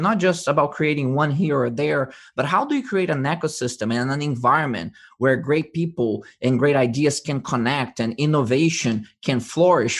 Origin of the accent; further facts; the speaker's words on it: Brazil; now in United States; I was born in Brazil, originally from Brazil, mm-hmm. and I was educated in the United States